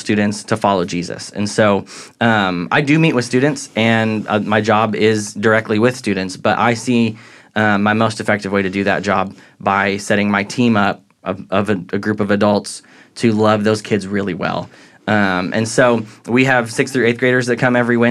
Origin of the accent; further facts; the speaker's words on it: Southern Illinois, United States; accent: Midwestern; also born or lived in Dallas, Texas; now in Texas, United States; So I was born in Dallas, but I grew up in Southern Illinois, and so I kind of claim a little bit of both